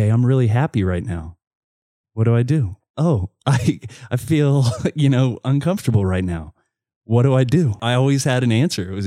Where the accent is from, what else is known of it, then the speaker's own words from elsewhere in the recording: the South, United States; growing up in the south like most of the the the guys that ended up you know coming out later on they were closeted at that time